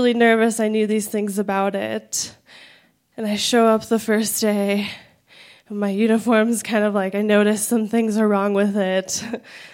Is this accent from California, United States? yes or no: yes; San Diego, California, United States; moved away as an adult; now in Denver, United States; I grew up in San Diego